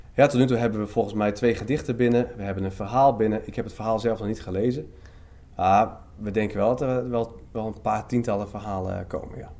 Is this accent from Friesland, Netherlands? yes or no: yes; Leeuwarden, Friesland, Netherlands; now in Emmen, Netherlands; ik ben oorspronkelijk geen Emmenaar. Ik ben eigenlijk een Leeuwarder, ik ben een Fries.